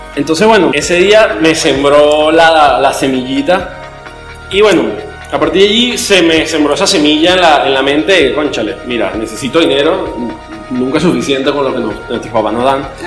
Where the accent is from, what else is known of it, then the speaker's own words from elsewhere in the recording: San Cristóbal, Táchira, Venezuela; moved away as an adult; now in Caracas, Venezuela; soy de San Cristóbal, me vine para acá a Caracas para empezar la universidad hace tres años y medio